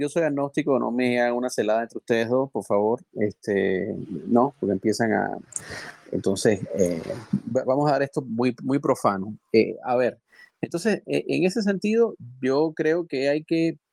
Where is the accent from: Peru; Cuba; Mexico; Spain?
Cuba; moved away; Los cubanos